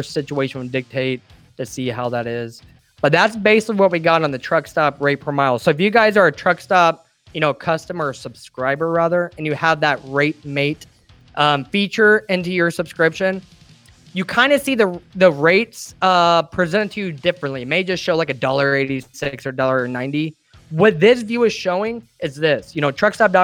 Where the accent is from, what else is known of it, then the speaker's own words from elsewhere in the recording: Illinois, United States; I'm from the Midwest, from Illinois in particular